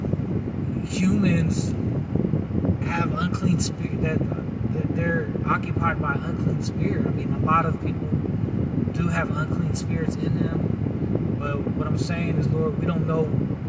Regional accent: United States; I'm an American

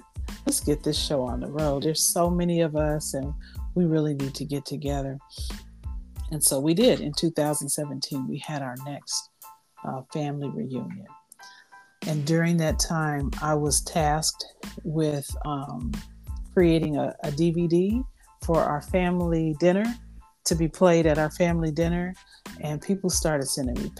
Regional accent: California, United States; I grew up in California, and most of my family were in Missouri and beyond

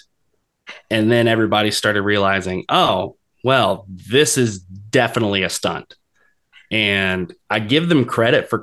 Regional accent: Jacksonville, Florida, United States; I'm from Jacksonville

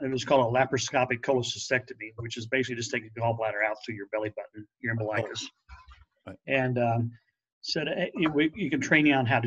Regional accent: Jefferson City, Missouri, United States; moved away as an adult; also born or lived in Fulton, Missouri; now in Westminster, Colorado, United States; my hometown is Jefferson City, Missouri, which is the capital of the state, about 30,000. I grew up there all my life

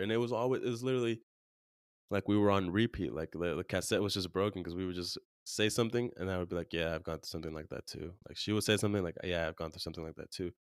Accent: California, United States; now in Arizona, United States; where we grew up in California

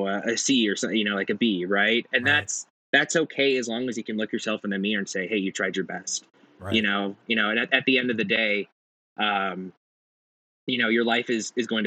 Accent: Silicon Valley, California, United States; now in Boise, United States; growing up in California and in Silicon Valley

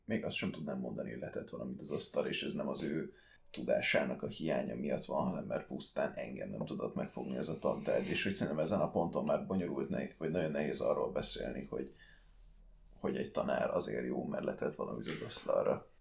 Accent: Sopron, Győr-Moson-Sopron, Hungary; also born or lived in Austria; révén annak, hogy Soproni vagyok

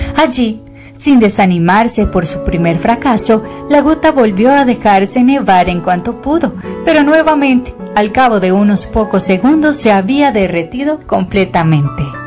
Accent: Zarcero, Alajuela, Costa Rica; accent: zarcereño; Yo soy de Zarcero, ¿verdad? Entonces, yo tenía muchísimo acento zarcereño

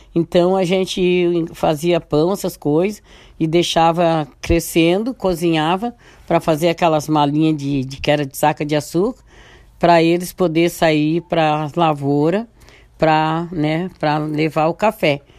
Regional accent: Brazil; Eu nasci no Morro da Boa Vista, lá para Bando Morro Agudo, da Vila Palmeira sobe para cima. Então eu nasci lá

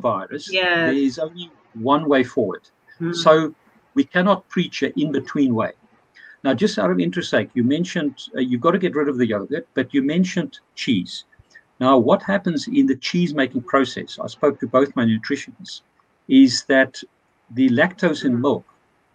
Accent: South Africa; moved away; I come from South Africa. Two of my best friends from school days is a butcher

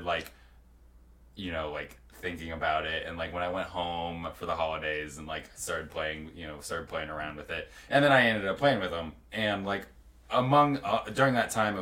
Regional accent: Texas, United States; now in Utah, United States; growing up in Texas

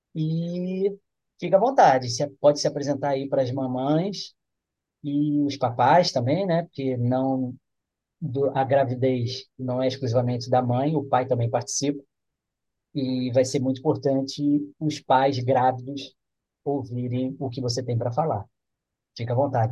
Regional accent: Rio, Rio de Janeiro, Brazil; now in Campos dos Goytacazes, Brazil; eu sou do Rio

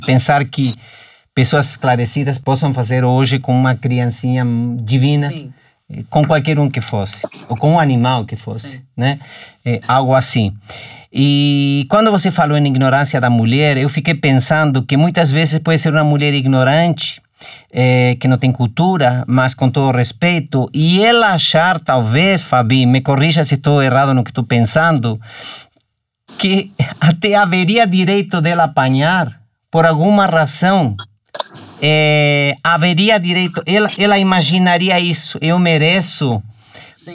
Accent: Argentina; now in Brazil; Eu sou argentino, moro aqui há 40 anos

